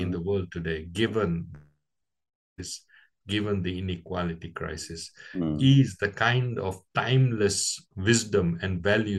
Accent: Kenya; I was born in East Africa in 1961, just on the cusp of Kenya's independence

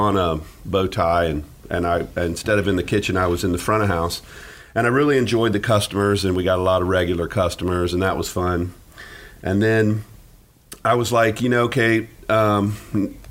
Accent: Jacksonville, Florida, United States; also born or lived in Gainesville, Florida; I was born in Gainesville, but grew up in Jacksonville.

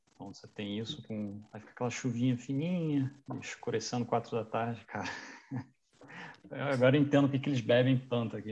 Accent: Petrópolis, Rio de Janeiro, Brazil; moved away; also born or lived in Niterói; Eu cresci em Petrópolis

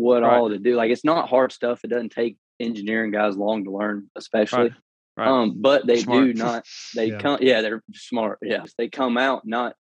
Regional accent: Berry, Alabama, United States; now in Birmingham, United States; I'm from a very small town called Barry, Alabama

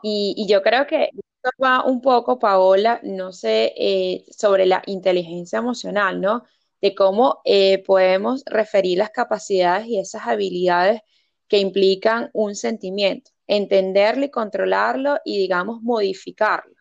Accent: Venezuela; moved away as an adult; now in United Kingdom; la esencia que tenemos nosotros como venezolanos

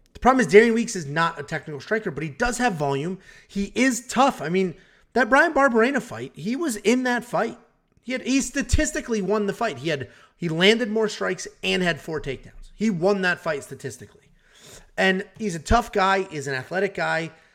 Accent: United States; My parents are not from America, and I grew up in America

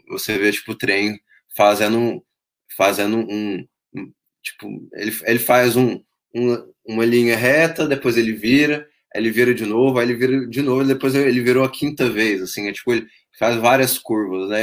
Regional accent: Brazil; nós brasileiros

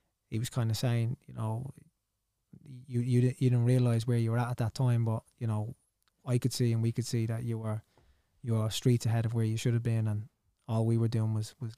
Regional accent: Ireland; I was born in Ireland.

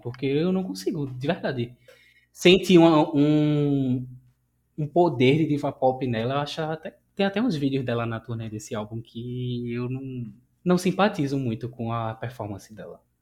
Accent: Recife, Pernambuco, Brazil; Sou de Recife

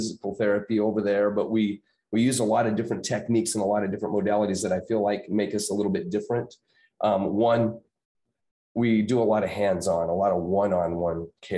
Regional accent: Prescott, Arizona, United States; my hometown. So growing up, I went to high school and junior high there

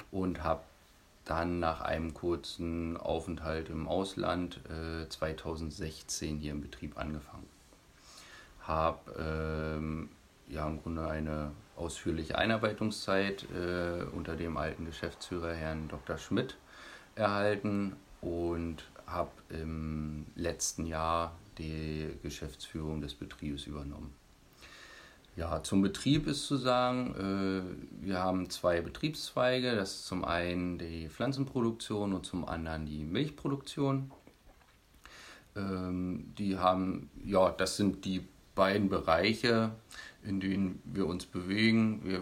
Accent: Bonese, Saxony-Anhalt, Germany; Ich bin hier in Bonese aufgewachsen

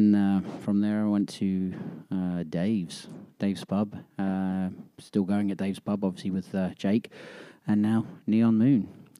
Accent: Portsmouth, South East England, United Kingdom; moved away as an adult; now in Birmingham, United States; I'm from Portsmouth, England. I've been in America now for about 15 years.

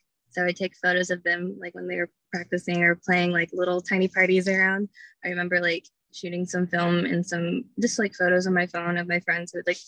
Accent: Chester, Virginia, United States; also born or lived in Richmond, Virginia; I went to Clover Hill. It's like in Chester

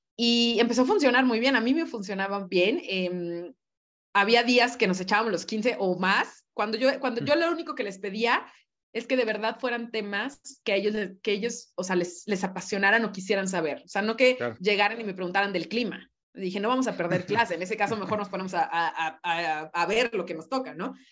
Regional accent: Mexico; lo afortunados que somos em, como mexicanos

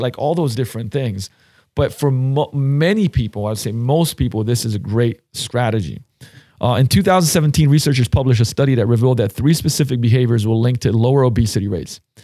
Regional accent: Slovenia; moved away; I grew up in Slovenia

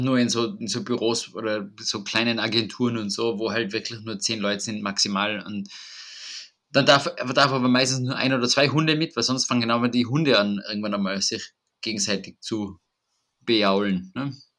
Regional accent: Tyrol, Austria; bei uns in Tirol

